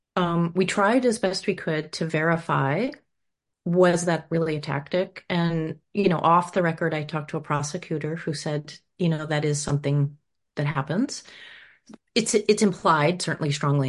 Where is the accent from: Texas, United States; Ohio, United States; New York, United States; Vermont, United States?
Vermont, United States; Rutland; moved away; also born or lived in Los Angeles, California, United States; We moved there from Los Angeles in the 70s when my idealistic parents thought we should get out of the um, de- you know, depraved city and moved to the countryside. And so we moved to this small town whose name always confounded us, Rutland